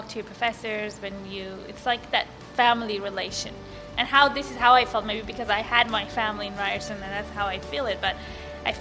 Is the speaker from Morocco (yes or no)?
no; Iran; moved away as an adult; now in Canada; I was born and raised in Iran, and I was 18 when I came to Canada